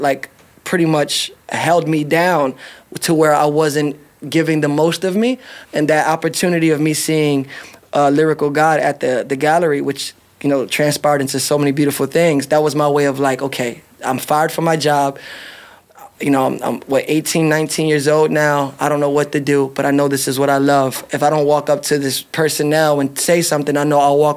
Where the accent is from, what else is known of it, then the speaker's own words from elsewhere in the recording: Philadelphia, Pennsylvania, United States; now in Las Vegas, United States; I was born in Philadelphia, Pennsylvania